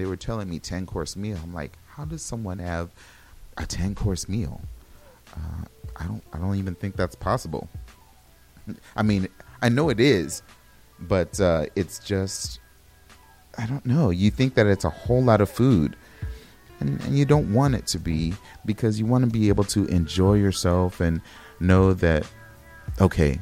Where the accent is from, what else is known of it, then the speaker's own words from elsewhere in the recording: Los Angeles, California, United States; moved away; I'm originally from Los Angeles and my family is back in Los Angeles